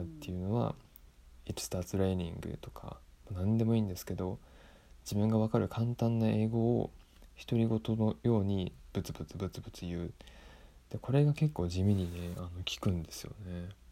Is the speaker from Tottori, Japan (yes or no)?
yes; Tottori, Japan; 生まれてから今まで生まれてから、えー、ずっと鳥取県で育っている留学経験はなし